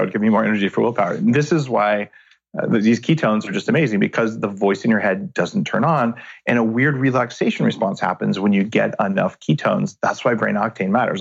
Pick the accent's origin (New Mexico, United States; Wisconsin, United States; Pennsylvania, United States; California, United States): New Mexico, United States; I grew up in New Mexico